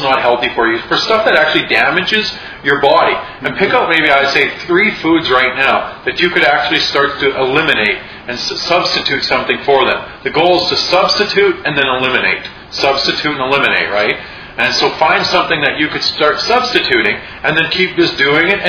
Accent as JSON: {"language": "English", "region": "Saskatchewan", "country": "Canada", "tie": "born or raised there", "said": "I grew up in Saskatchewan"}